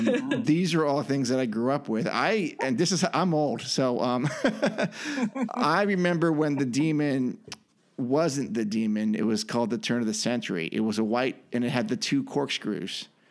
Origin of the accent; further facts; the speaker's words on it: Bay Area, California, United States; I grew up in the Bay Area